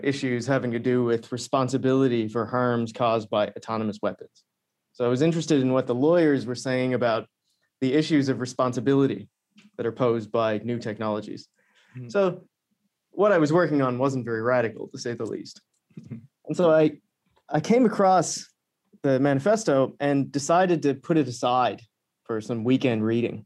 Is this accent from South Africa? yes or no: no; Canada; I'm from a remote part of Canada